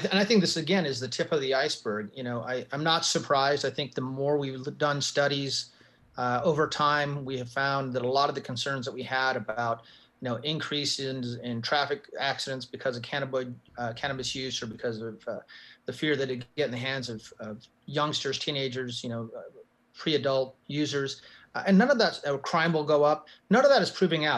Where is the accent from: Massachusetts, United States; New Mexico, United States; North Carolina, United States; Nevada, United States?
New Mexico, United States; my home state of New Mexico